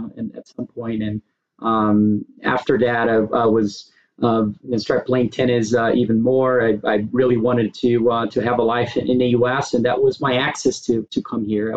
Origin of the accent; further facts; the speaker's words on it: Brazil; moved away as an adult; now in United States; I was born and raised in Brazil. I moved to the U.S., to go to college back in the days